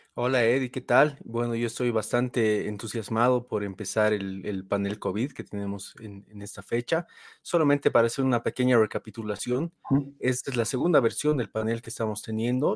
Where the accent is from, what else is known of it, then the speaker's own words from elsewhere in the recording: Bolivia; nosotros todos somos bolivianos